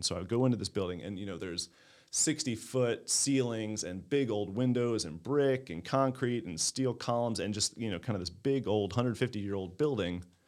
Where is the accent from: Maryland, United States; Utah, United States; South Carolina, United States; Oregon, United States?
Maryland, United States; Baltimore County; now in Clayton, United States; I grew up in Baltimore County.